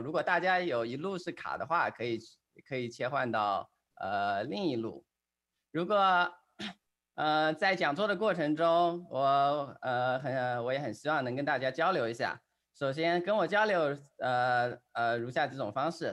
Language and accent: Chinese; China